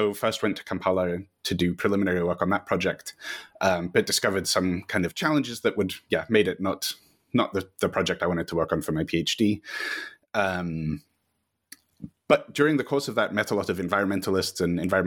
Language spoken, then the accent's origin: English; Northern Virginia, United States; moved away as an adult; now in Edinburgh, United Kingdom; I grew up in the United States in Northern Virginia in the suburbs of Washington, D.C.